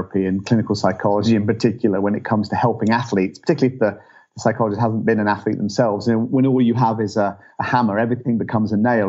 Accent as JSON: {"language": "English", "region": "England", "country": "United Kingdom", "moved": "as an adult", "lives_now": "United States", "said": "I'm from England originally"}